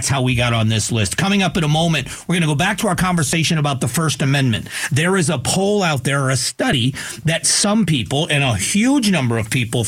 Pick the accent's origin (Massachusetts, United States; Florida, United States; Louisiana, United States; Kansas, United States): Florida, United States; now in Arizona, United States; I grew up in Florida